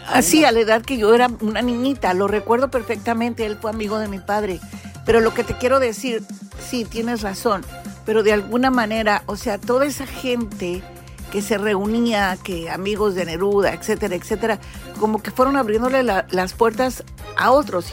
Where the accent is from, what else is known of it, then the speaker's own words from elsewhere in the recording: Mexico; te voy a hablar como mexicana